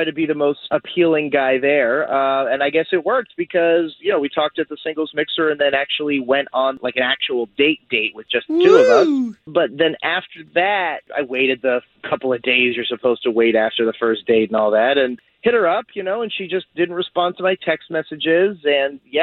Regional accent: Altamonte Springs, Florida, United States; I'm from Altamont Springs

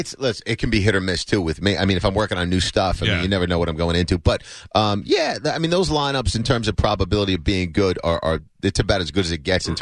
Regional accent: New Jersey, United States; moved away; Jersey originally.

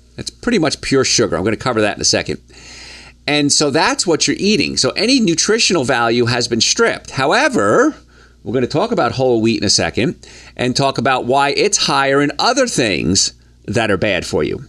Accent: Hoboken, New Jersey, United States; moved away as an adult; also born or lived in the South (US); growing up in Hoboken, New Jersey

